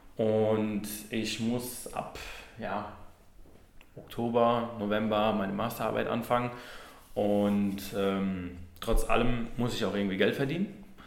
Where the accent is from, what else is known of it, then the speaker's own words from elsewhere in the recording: Neustadt an der Weinstraße, Rhineland-Palatinate, Germany; moved away; ich komme ursprünglich aus Neustadt an der Weinstraße